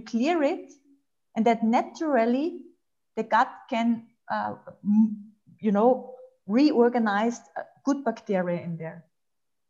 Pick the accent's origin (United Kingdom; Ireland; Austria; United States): Austria; English is a second language; also born or lived in Germany; I'm Austrian